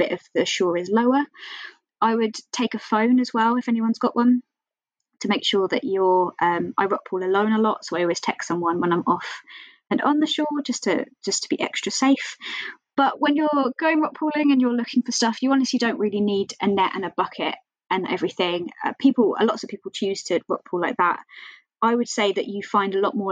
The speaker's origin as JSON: {"language": "English", "area": "Kent", "region": "South East England", "country": "United Kingdom", "moved": "yes", "lives_now": "Dundee, United Kingdom", "said": "I'm originally from Kent, and there I can go to the beach all the time"}